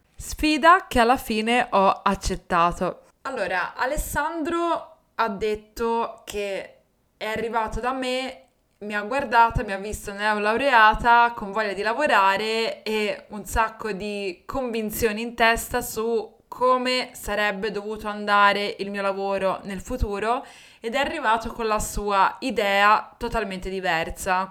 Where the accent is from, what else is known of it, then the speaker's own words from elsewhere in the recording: Livorno, Tuscany, Italy; accent: Livornese; also born or lived in Rome; sono tornata a Livorno, che era la mia città, infatti lo sentirai dal mio accento